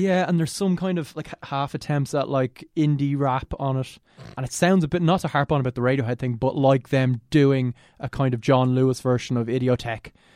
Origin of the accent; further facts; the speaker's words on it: Ireland; we're Irish